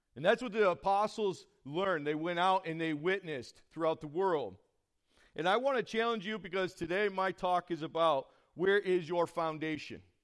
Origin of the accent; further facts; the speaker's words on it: Horseheads, New York, United States; I'm from the Horseheads area.